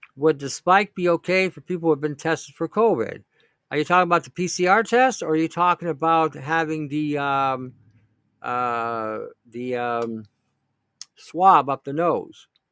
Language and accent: English; Canada